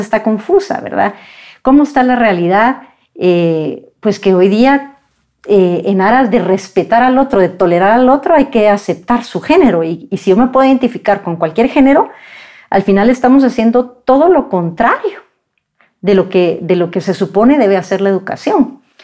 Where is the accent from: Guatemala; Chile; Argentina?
Guatemala; como guatemaltecos